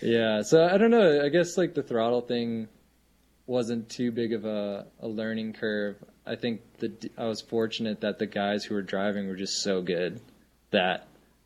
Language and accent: English; Rapid City, South Dakota, United States; moved away as an adult; now in Montana, United States; I grew up in South Dakota. I live in Montana.